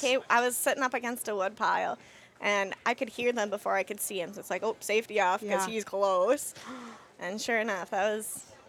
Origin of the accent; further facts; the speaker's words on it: Minnesota, United States; I grew up in Minnesota, recently moved to Wisconsin